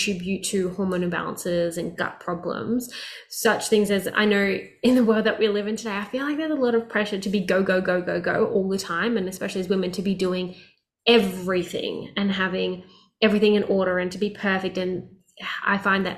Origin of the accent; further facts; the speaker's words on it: Melbourne, Victoria, Australia; where I grew up in Australia, which was Melbourne